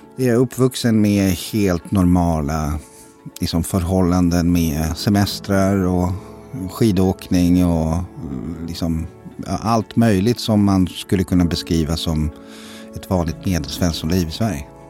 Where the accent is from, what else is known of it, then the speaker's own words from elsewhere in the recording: Zenica, Federation of Bosnia and Herzegovina, Bosnia & Herzegovina; now in Sweden; Jag kommer från Zenica som är i centrala Bosnien